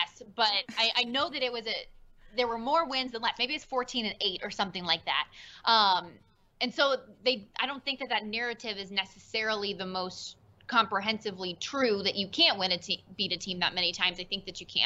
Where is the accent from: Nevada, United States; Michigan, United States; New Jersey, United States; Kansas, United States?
Nevada, United States; Las Vegas; I was born and raised here in Vegas